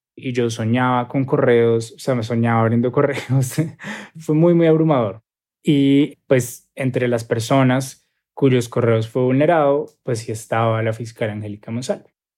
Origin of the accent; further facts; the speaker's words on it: Colombia; soy periodista colombiano